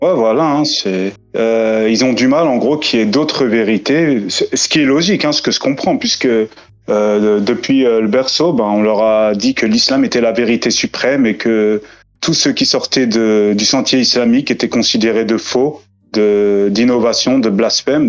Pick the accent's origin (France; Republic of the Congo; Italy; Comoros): France; j'ai grandi en France